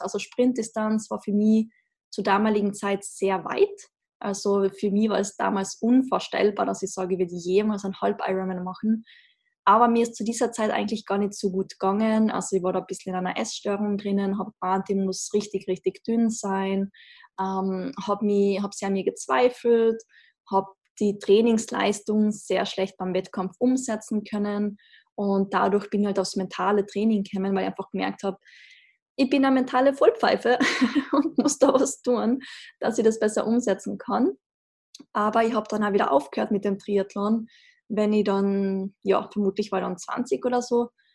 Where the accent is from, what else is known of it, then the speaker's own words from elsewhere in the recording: Austria; accent: Austrian dialect; wie man im Dialekt vielleicht hört, ich komme aus Österreich, sehr klischeehaft in den Alpen aufgewachsen